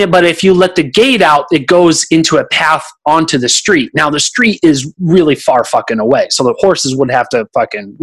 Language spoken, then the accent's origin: English; Oakland, California, United States; now in Austin, United States; I'm a city kid. I came from Oakland, California